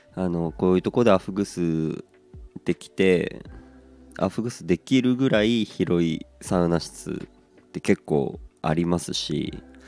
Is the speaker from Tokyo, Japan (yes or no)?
no; Aomori, Japan; moved away as an adult; 僕自身が出身が青森でございまして